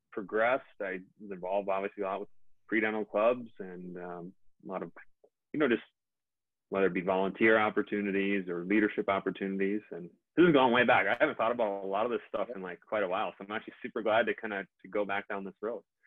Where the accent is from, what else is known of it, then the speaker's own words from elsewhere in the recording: Minnesota, United States; also born or lived in Fargo, North Dakota; I'm from Minnesota.